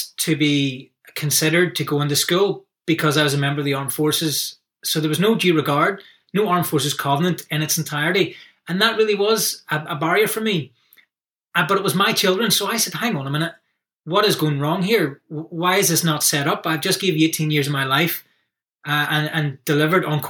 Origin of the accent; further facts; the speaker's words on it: Northern Ireland, United Kingdom; growing up as a young person in Northern Ireland